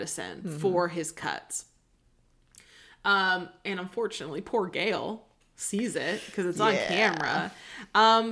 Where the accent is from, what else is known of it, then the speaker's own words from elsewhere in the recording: the Northwest, Pacific Northwest, United States; growing up in the Northwest